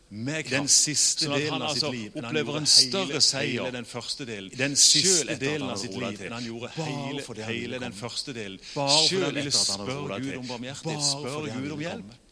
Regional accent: Søgne, Agder, Norway; Men jeg er jo bare fra Søgne, tross alt.

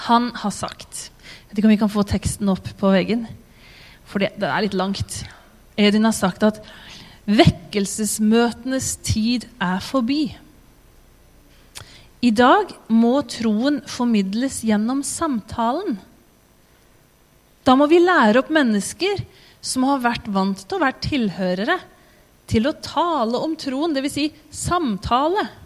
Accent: Tanzania; born there; Jeg er født som misjonærbarn i Tanzania. Og min klare plan da jeg ble født, det var at jeg skulle bli tanzanianer.

